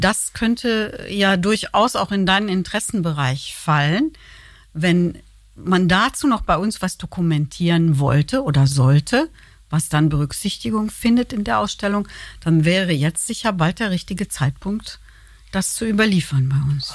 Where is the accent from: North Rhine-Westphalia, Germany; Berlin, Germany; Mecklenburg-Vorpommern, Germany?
North Rhine-Westphalia, Germany; now in Cologne, Germany; ich bin Westfälin